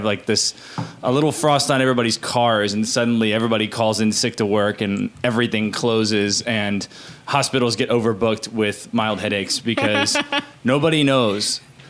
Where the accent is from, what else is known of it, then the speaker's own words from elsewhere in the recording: Central Florida, United States; moved away as an adult; now in Chattanooga, United States; I'm from I'm from the middle of Florida